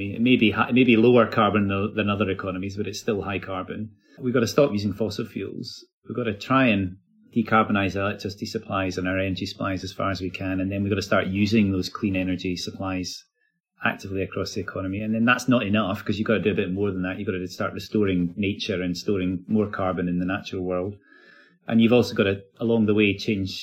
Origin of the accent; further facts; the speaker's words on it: Glasgow, Scotland, United Kingdom; I live in Glasgow. I am born in Glasgow. I'm a Glaswegian. So there's a sort of story of success that I would like to be associated with my home city